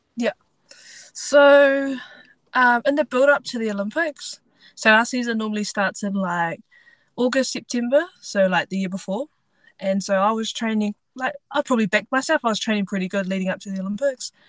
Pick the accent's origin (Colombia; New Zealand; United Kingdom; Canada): New Zealand; Invercargill, Southland; I am from Invercargill, so the very bottom of New Zealand, down south.